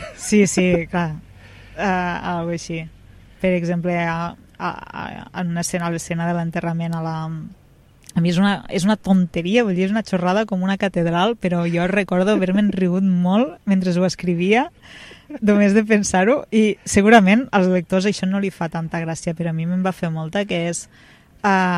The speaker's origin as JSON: {"language": "Catalan", "town": "Amposta", "region": "Catalonia", "country": "Spain", "tie": "born or raised there", "said": "Vaig néixer aquí, uns pares van néixer aquí, uns iaios van néixer aquí"}